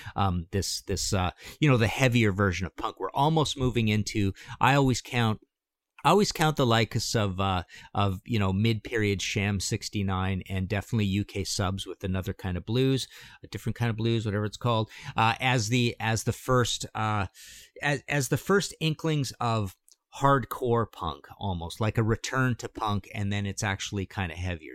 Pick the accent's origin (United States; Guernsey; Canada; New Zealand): Canada; I'm from Canada